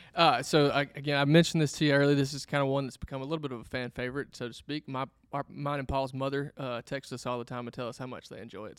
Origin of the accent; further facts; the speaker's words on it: Mendenhall, Mississippi, United States; I grew up in Minden Hall, uh, Simpson County there